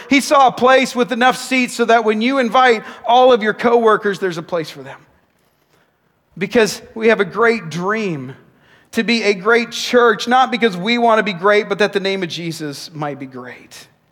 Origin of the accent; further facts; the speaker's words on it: Nanaimo, British Columbia, Canada; When I was a kid playing basketball in my hometown of Nanaimo